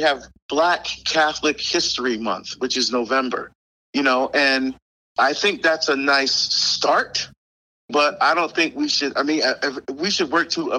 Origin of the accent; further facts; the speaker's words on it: Barbados; moved away; I was born in Barbados. I love my Caribbean heritage. I love my food and my culture. I still speak our dialect.